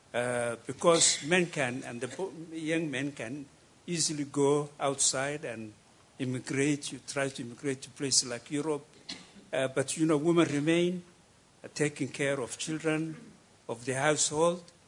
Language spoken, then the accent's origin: English; Somaliland, Somalia; I come from Somaliland.